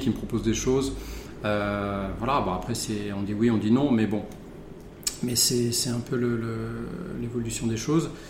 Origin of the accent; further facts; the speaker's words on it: Charente, Nouvelle-Aquitaine, France; also born or lived in Bordeaux; j'ai grandi en Charente.